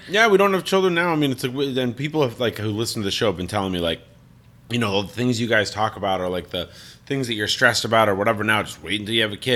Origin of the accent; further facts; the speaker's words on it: Colorado Springs, Colorado, United States; moved away as an adult; I'm from Colorado Springs